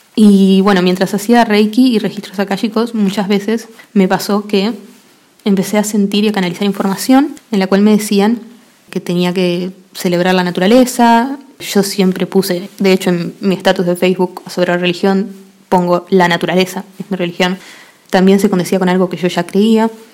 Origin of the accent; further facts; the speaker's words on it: Argentina; Yo soy argentina